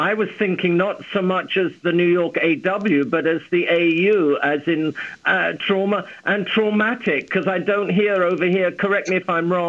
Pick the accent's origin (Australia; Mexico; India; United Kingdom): United Kingdom; England; moved away as an adult; now in United States; growing up in England